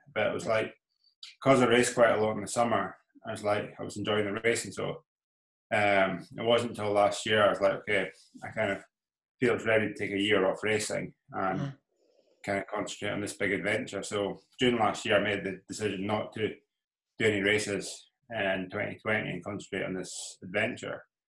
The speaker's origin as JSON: {"language": "English", "area": "Isle of Skye", "region": "Scotland", "country": "United Kingdom", "moved": "yes", "lives_now": "Inverness, United Kingdom", "said": "So I'm based in Inverness in Scotland. So I'm actually from Skye."}